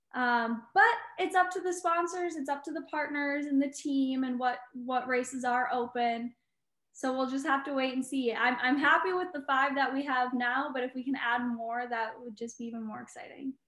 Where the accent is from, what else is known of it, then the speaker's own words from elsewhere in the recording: Eagle River, Wisconsin, United States; moved away; Wisconsin. That's my home state, so I'm really excited to be able to go back there and see my family